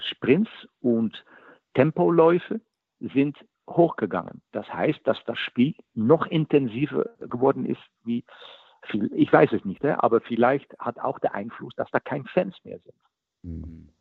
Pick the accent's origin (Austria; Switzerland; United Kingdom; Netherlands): Netherlands; moved away as an adult; also born or lived in Rostock; in Holland machen, machen wir das nie